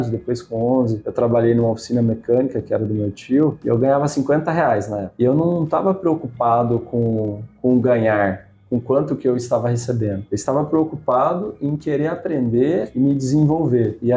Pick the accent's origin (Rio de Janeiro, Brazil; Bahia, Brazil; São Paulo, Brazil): São Paulo, Brazil; Campinas; born there; also born or lived in Paraná; meus pais são paranaenses. Eu nasci em Campinas, né? 9 anos de idade eu vendi sorvete na rua lá no Paraná. A gente morou cinco anos lá, nasci aqui, a gente voltou.